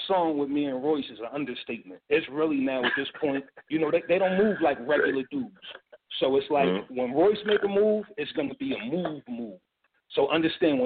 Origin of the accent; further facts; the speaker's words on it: Philadelphia, Pennsylvania, United States; I'm from Philly